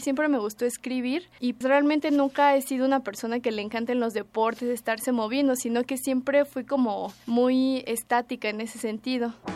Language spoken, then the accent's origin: Spanish; Mexico City, Mexico; Nací aquí en el DF